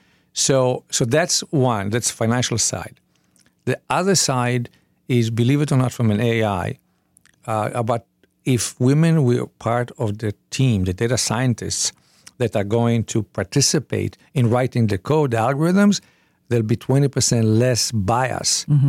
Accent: Israel; So I was born in Israel. We were 9 people in one room with a shared kitchen.

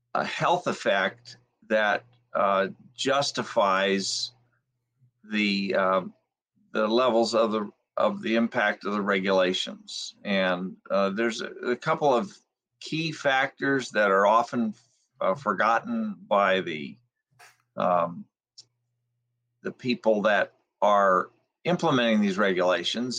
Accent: Alhambra, California, United States; I was born in Los Angeles County in the city of Alhambra, and um, I lived in some of the smoggiest areas of Los Angeles in the middle of the 20th century

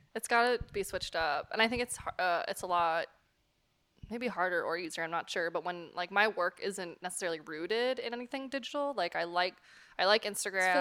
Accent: West Coast, United States; moved away as an adult; now in New York, United States; I'm from the West Coast originally

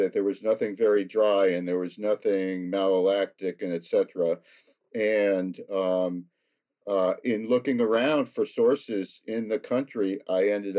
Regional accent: United States; being an American

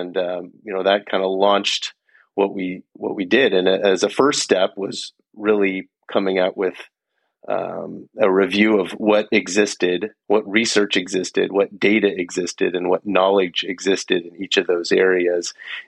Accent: Menlo Park, California, United States; I'm from Menlo Park, California. So I'm of the suburbs of Stanford University.

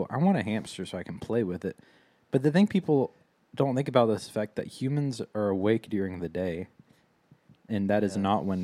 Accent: the South, United States; Growing up in the South

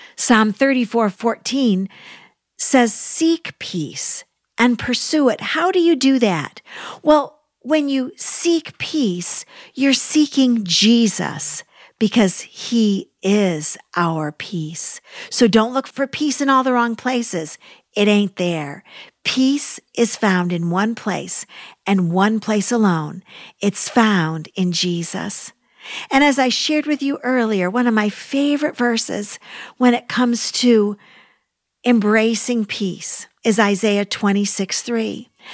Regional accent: United States; I love being an American

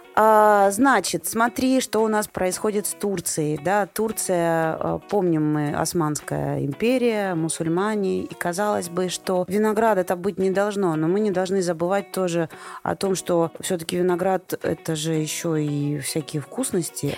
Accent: Rostov-on-Don, Rostov Oblast, Russia; я просто из Ростова

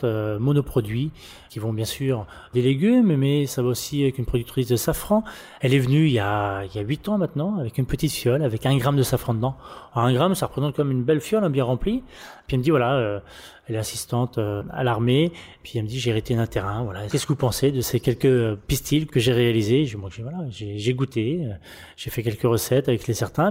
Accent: Le Mans, Pays de la Loire, France; moved away as an adult; now in Reims, France; je suis de la Sarthe, hein, du Mans

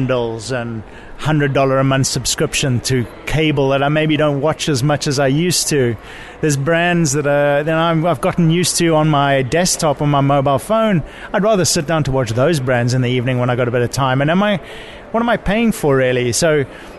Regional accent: Cape Town, Western Cape, South Africa; also born or lived in Europe; now in United States; I'm originally from Cape Town, South Africa

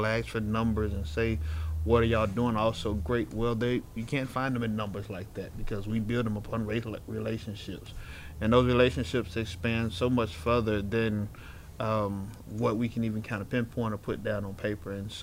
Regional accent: Little Rock, Arkansas, United States; I grew up here in Little Rock, single parent home

